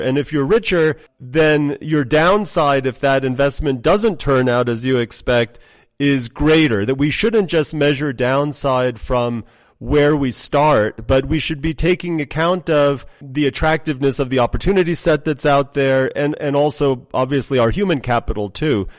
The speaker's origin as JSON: {"language": "English", "country": "United States", "tie": "born or raised there", "also_born_or_lived": "New York / Iran / London", "moved": "yes", "said": "I grew up in the States"}